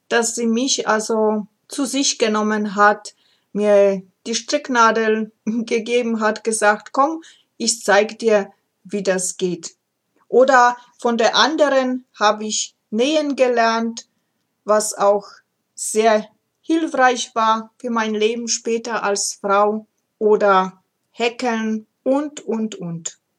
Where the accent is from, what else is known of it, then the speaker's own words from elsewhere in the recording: Ozimek, Opole Voivodeship, Poland; Wer mich kennt, weiß es, dass ich gebürtig aus Oberschlesien komme, heute Polen, und ich komme aus kleinen Städtchen namens Ojimek Malapane, Nähe der Großstadt Oppeln.